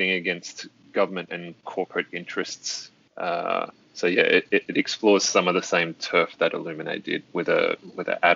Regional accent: Australia

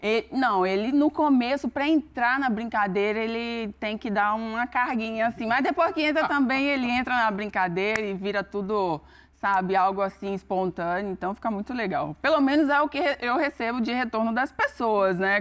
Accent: Northeast Region, Brazil; now in Campinas, Brazil; eu sou do Nordeste

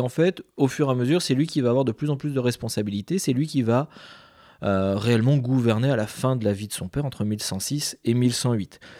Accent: Mantes-la-Jolie, Île-de-France, France; Et je viens de Mantes-la-Jolie je suis très triste de cet épisode.

